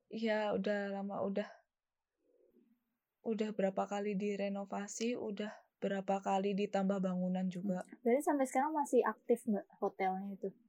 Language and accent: Indonesian; Malang, East Java, Indonesia; Aku dari Malang.